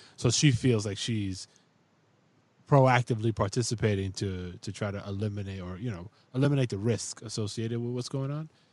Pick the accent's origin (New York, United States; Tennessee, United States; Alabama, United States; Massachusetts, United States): New York, United States; New York City; now in Upstate New York, United States; I'm from the Bronx